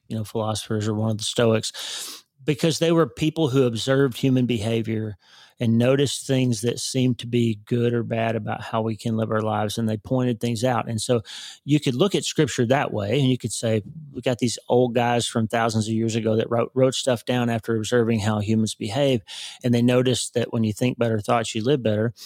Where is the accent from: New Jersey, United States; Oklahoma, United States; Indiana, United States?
Oklahoma, United States; I grew up in Oklahoma